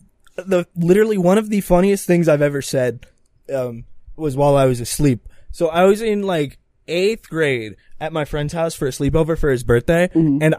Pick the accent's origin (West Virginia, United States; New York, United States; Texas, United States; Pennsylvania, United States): Pennsylvania, United States; Southeast; I'm from Northeast Pennsylvania.